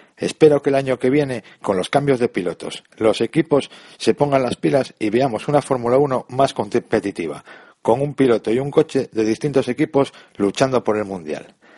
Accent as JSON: {"language": "Spanish", "town": "Gijón", "region": "Asturias", "country": "Spain", "said": "soy asturiano de Gijón"}